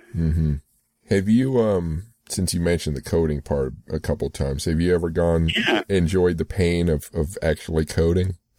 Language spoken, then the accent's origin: English; United States; I grew up um, on in the U.S.